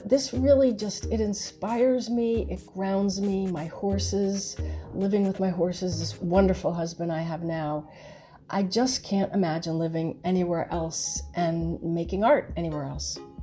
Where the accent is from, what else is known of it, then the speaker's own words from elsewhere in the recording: Rhode Island, United States; moved away as an adult; also born or lived in Atlanta, Georgia; now in Atlanta area, United States; I was born in Rhode Island, and I never thought I would live in the South